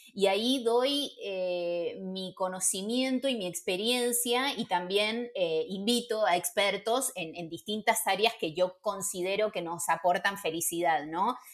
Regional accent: Buenos Aires, Argentina; moved away as an adult; also born or lived in Barcelona / Madrid; now in Spain; Yo soy porteña

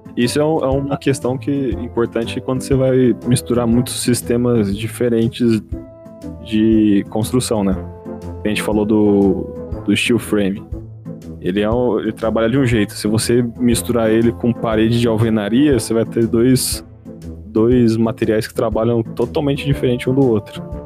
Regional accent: Osasco, São Paulo, Brazil; quando eu era jovem, minha infância lá em Osasco

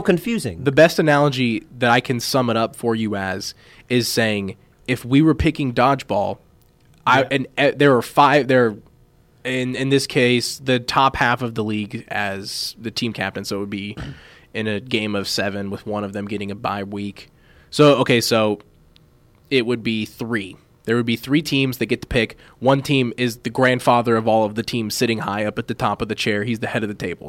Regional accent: Kansas City, United States; growing up in Kansas City

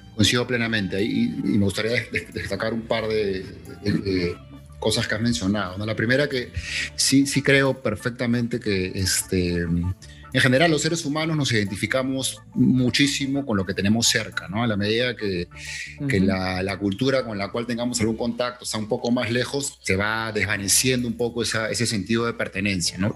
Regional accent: Peru; más latinoamericano que peruano

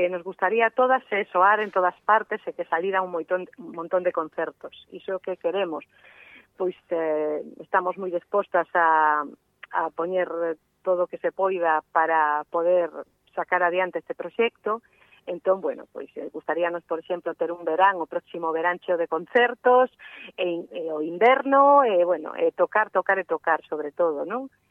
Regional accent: Vigo / Redondela, Galicia, Spain; somos de Vigo, mm. eh, de Vigo, de Redondela

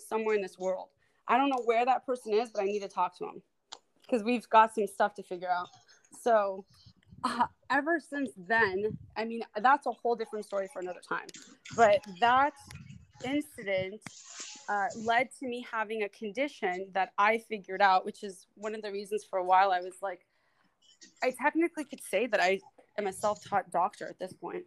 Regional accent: Los Angeles, California, United States; I lived in LA, I was born and raised in the San Fernando Valley

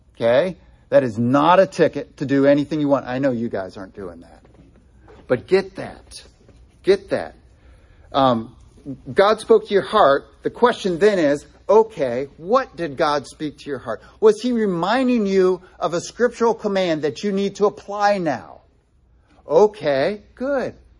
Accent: United States; especially as American citizens

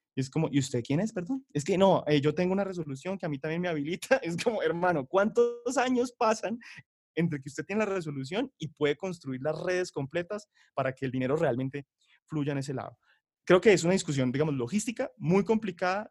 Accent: Bucaramanga, Santander, Colombia; yo soy de Bucaramanga

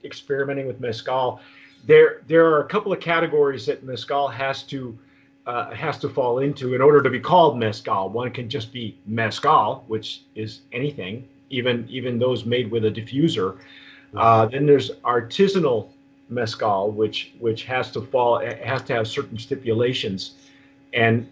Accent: Southern California, United States; moved away; also born or lived in New Mexico; when I grew up in Southern California, we had a lemon tree, and we still

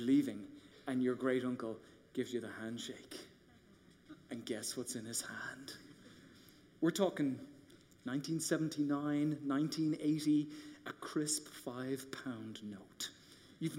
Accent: Ireland; moved away as an adult; now in United States; I grew up in Ireland going in the Catholic Church

